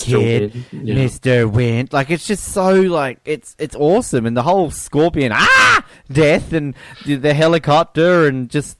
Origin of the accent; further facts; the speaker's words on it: Scotland, United Kingdom; Like, I am Scottish!